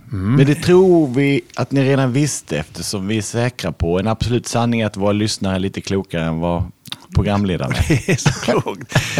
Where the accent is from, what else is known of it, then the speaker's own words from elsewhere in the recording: Lund, Skåne, Sweden; född och uppvuxen i Lund av akademiker